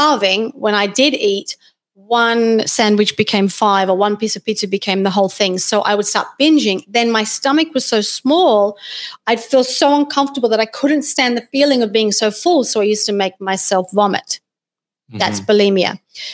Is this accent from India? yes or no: no; Australia; I was born in Australia, and I did finish school and did my first university degree in science and nutrition